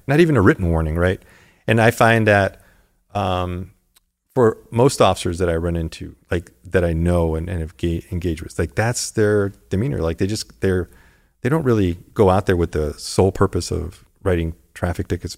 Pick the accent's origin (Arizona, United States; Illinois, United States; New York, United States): Arizona, United States; Tucson; also born or lived in Los Angeles, California; now in Santa Monica, United States; I got to live out that childhood dream in Tucson, Arizona